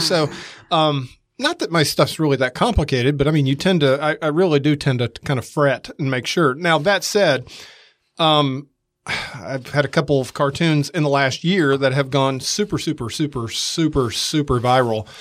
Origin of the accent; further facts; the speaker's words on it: Atlanta, Georgia, United States; moved away as an adult; also born or lived in San Diego; now in Mississippi, United States; I grew up in Atlanta